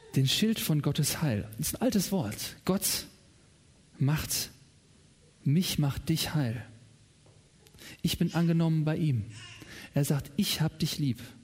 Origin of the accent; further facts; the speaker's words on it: Germany; In meiner Heimat